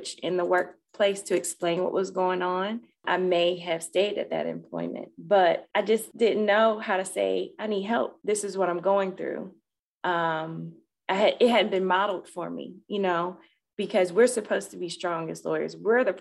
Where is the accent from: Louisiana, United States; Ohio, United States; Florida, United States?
Florida, United States; I'm from Florida. So we usually wear sandals and nothing closed toed